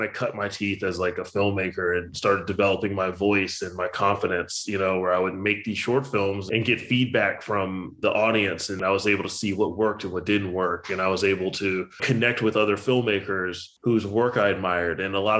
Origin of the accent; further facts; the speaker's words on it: Richmond, Virginia, United States; moved away as an adult; also born or lived in Blacksburg, Virginia; now in Los Angeles, United States; I was born in Blacksburg, but then I moved to the Richmond area when I was like 2. So basically raised in Richmond